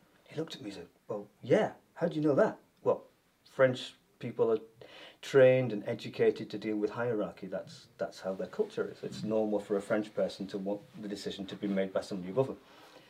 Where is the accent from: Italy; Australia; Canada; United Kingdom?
United Kingdom; Yorkshire and the Humber; moved away as an adult; also born or lived in South of England; now in Northern Ireland, United Kingdom; Well, I grew up talking like this because I grew up in Yorkshire. And then one goes down south in England to learn how to be a teacher.